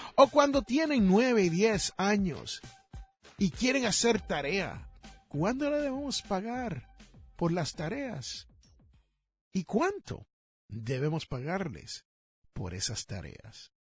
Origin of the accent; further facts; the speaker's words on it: Puerto Rico; now in United States; en el país donde yo me crié, en la isla del encanto